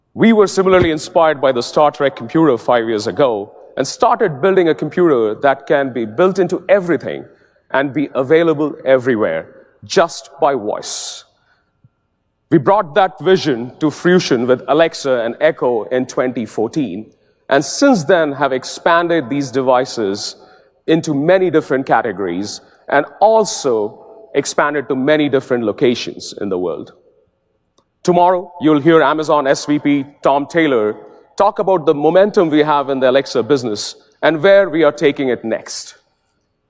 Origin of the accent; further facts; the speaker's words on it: India; As a kid growing up in India, when I was 7 years old